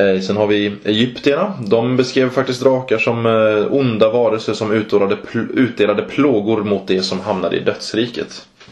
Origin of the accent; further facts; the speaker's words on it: Mora, Dalarna County, Sweden; I Mora där jag kommer ifrån